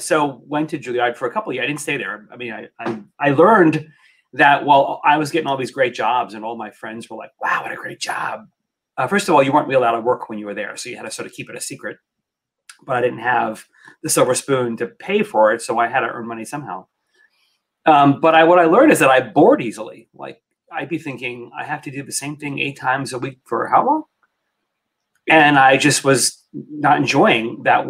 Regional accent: New York, United States; So I grew up in New York, classic.

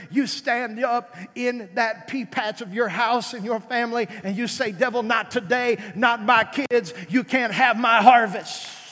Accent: South Arkansas, United States; moved away; I was raised in South Arkansas

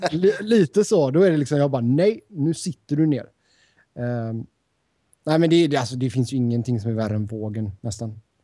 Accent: Sweden; moved away as an adult; now in United States; har inte jag bott hemma i Sverige på nästan tio år

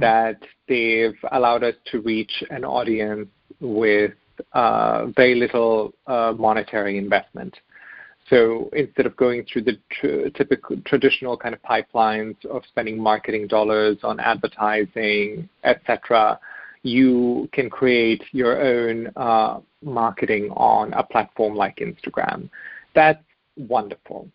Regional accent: Germany; moved away; also born or lived in Bosnia; we eventually had made our way to Germany where I grew up

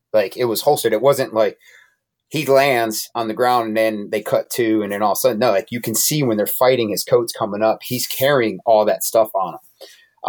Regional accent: Connecticut, United States; moved away; I'm originally from Connecticut

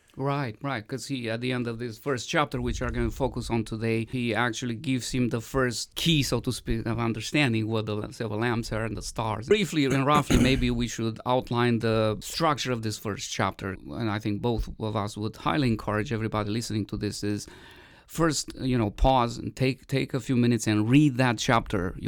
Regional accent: Romania; moved away; I grew up in Romania

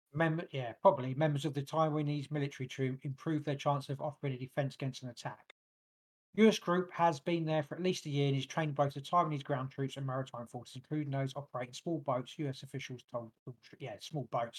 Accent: England, United Kingdom; born or raised there

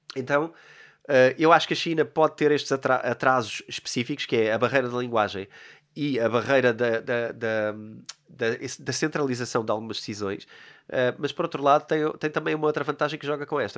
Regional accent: Portugal; Eu sou português

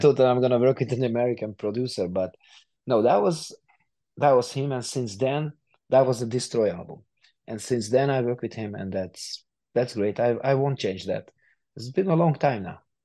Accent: Hungary; a hungarian studio not far from my from my hometown

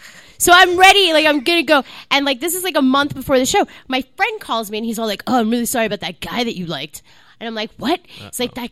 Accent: New York, United States; I grew up in New York.

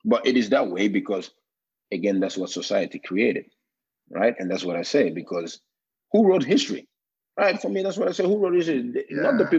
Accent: Gambia; English is the official written language in Gambia. We have Wolof, which is the second most spoken

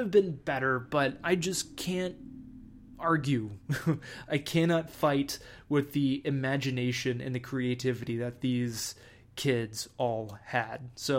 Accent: Texas, United States; when I grew up in Texas, when it would rain a lot

